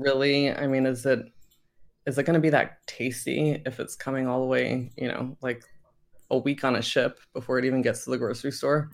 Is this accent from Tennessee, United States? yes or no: no; Virginia, United States; moved away; when I was growing up in Virginia